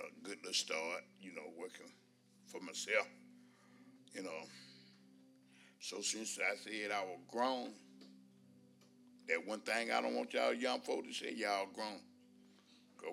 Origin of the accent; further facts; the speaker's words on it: West Point, Georgia, United States; I was born in West Point, Georgia, 61 years ago.